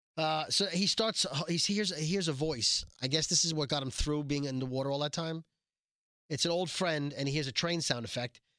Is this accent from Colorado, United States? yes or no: no; Brooklyn, New York, United States; we were raised in Brooklyn